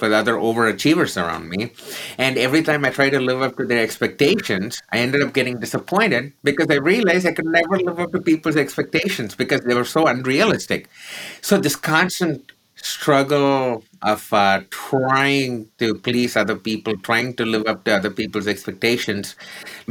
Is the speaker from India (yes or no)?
yes; Chennai, Tamil Nadu, India; born or raised there